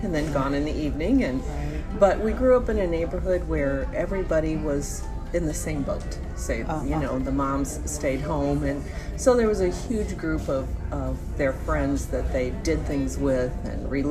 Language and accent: English; Woodson Terrace, Missouri, United States; also born or lived in Kansas City; I grew up in Woodson Terrace, which is over by the airport, so St. Louis County, and grew up there until I graduated high school